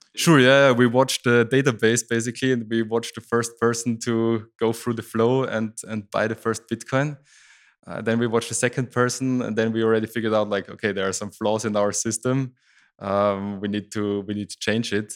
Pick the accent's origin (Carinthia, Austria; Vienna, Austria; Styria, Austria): Styria, Austria; I grew up in Styria, that's the south part of Austria